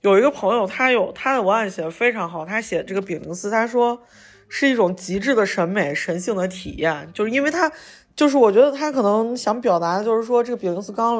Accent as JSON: {"language": "Chinese", "region": "Shaanxi", "country": "China", "also_born_or_lived": "Xi'an", "said": "我们陕西人"}